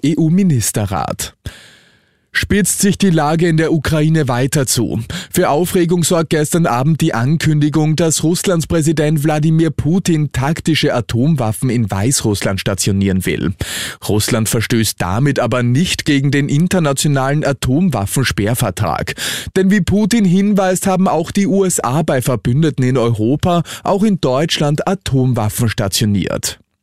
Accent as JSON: {"language": "German", "country": "Austria", "said": "bei uns in Österreich"}